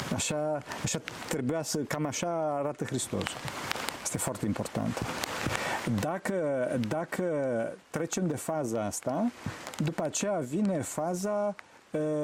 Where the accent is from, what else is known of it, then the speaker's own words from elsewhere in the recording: Romania; eu sunt român